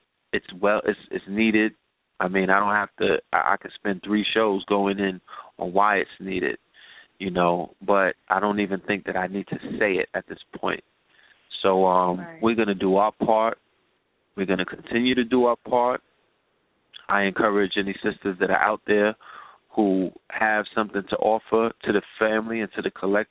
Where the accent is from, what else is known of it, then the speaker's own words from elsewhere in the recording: New York City, New York, United States; we were raised in Bed-Stuy, but we were raised in Flatbush